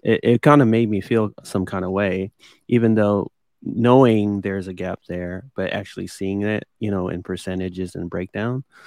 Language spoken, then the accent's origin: English; Midwest, United States; growing up in the Midwest, that was what people did